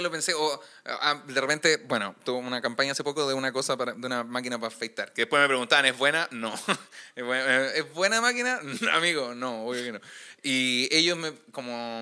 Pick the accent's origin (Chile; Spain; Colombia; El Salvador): Chile; Puente Alto, Santiago Metropolitan Region; yo soy de Puente Alto